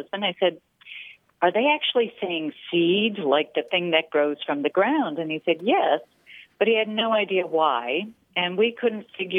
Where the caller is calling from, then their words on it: San Clemente, California, United States; I'm calling from San Clemente, California.